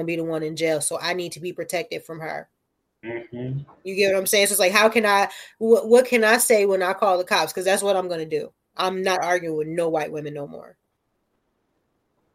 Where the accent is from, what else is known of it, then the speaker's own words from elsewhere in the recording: Newark, New Jersey, United States; I am from Newark